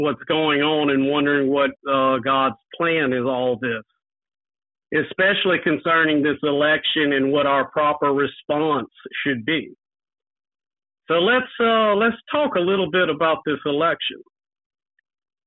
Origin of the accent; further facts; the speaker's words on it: Crowley, Louisiana, United States; also born or lived in Lafayette, Louisiana; I'm actually from Crowley, Louisiana, which is a home to a lot of famous Louisiana politicians